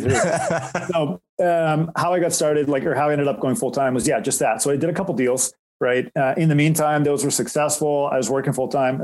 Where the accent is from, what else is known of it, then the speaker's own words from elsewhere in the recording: Markham, Ontario, Canada; also born or lived in Durham Region, Ontario; I grew up in Markham, just north of Toronto, currently reside in Durham region